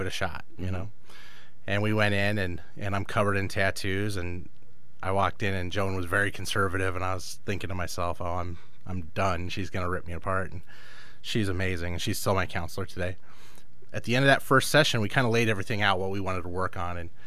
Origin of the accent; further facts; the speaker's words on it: Los Angeles, California, United States; moved away as an adult; now in Chicago, United States; I grew up in Los Angeles in a pretty rough area